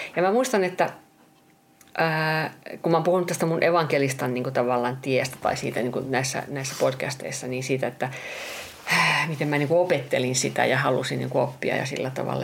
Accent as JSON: {"language": "Finnish", "country": "Finland", "said": "mä oon, mä oon Suomesta, että kyllä mä oon tottunut, että on kylmää"}